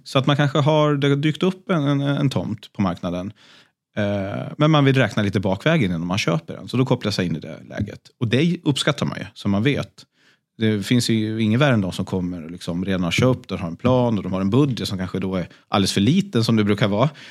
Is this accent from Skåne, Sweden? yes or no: no; Sundborn, Dalarna County, Sweden; also born or lived in Stockholm; now in Gotland, Sweden; Falun, eller rättare sagt Sundborn, en, en eh, bit utanför Falun